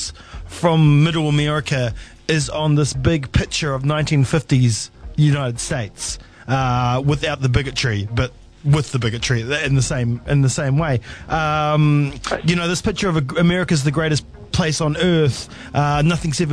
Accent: New Zealand; as a New Zealander

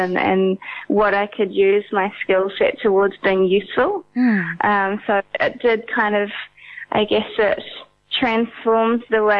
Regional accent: Auckland, New Zealand; also born or lived in India; I'm from Auckland, New Zealand originally, but I am on a residency in Bangkok at the moment.

